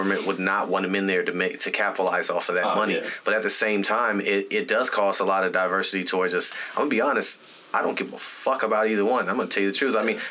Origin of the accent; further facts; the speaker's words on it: United States; as an American.